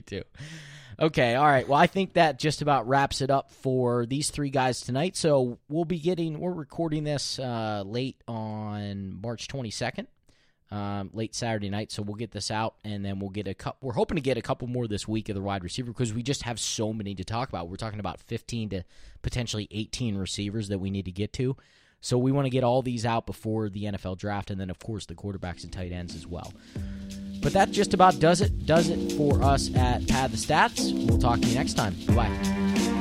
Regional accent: Pennsylvania, United States; we're from Pennsylvania

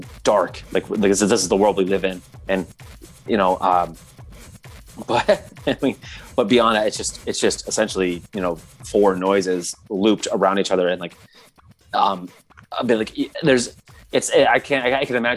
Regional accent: Michigan, United States; moved away; growing up in Michigan for a time

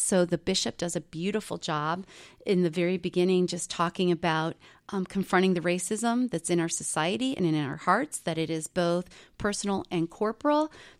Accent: Akron, Ohio, United States; I grew up outside of Akron, Ohio

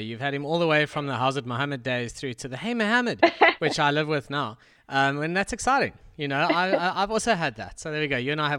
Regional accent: South Africa; accent: South African; me, …, with my South African accent.

